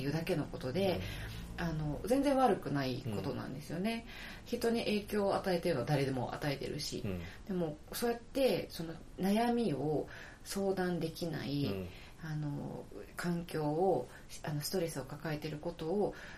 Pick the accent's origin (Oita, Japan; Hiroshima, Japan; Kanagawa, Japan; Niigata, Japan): Hiroshima, Japan; 広島から来ました。